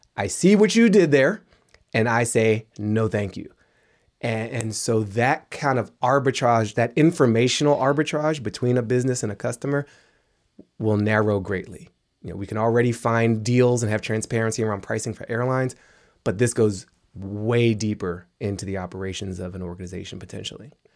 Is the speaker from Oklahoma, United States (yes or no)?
no; Washington, District of Columbia, United States; grew up in Washington, D C.